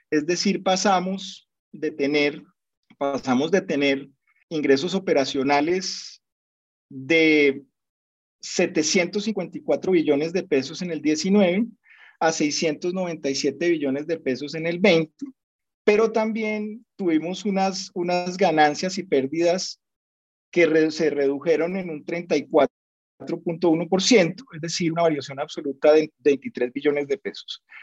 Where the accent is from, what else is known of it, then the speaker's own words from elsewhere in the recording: Colombia; nosotros como economía colombiana todavía dependemos mucho del sector minero y de hidrocarburos